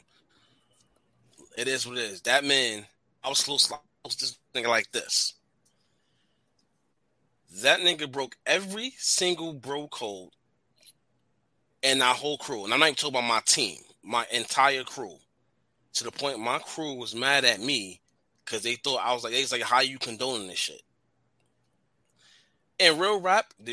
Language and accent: English; New York City, New York, United States; also born or lived in Rockaway, Queens; I'm from the Bronx